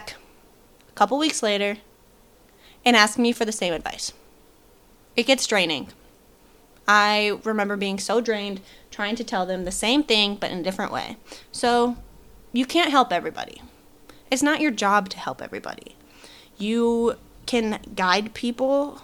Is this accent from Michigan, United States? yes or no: yes; Michigan, United States; moved away; I'm originally from Michigan